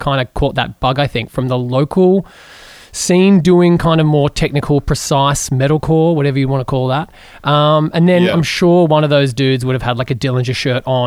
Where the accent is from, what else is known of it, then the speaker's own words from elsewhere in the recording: Geelong, Victoria, Australia; I grew up in Geelong